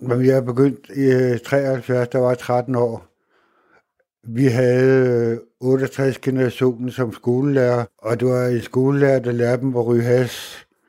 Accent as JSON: {"language": "Danish", "town": "Hvidovre", "region": "Capital Region of Denmark", "country": "Denmark", "moved": "as an adult", "lives_now": "Vildbjerg, Denmark", "said": "Jeg kommer ud fra Vøre i Hvidovre, og det er en ghetto"}